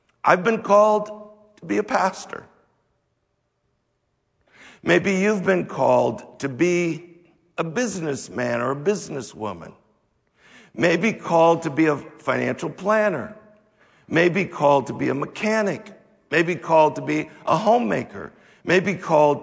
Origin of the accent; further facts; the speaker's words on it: United States; us as American Christians